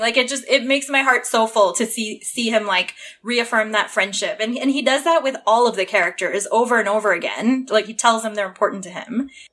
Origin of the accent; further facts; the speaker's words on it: Toronto, Ontario, Canada; moved away; I grew up in Toronto